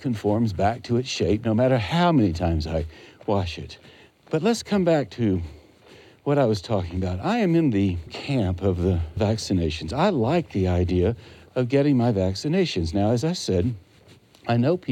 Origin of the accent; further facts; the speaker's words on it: Western North Carolina, United States; When I was growing up in Western North Carolina, back in the 50s and the 60s, I was a boy back then